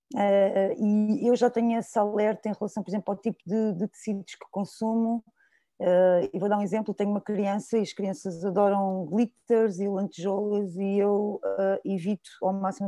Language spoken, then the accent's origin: Portuguese; Sintra, Lisbon, Portugal; sou de Sintra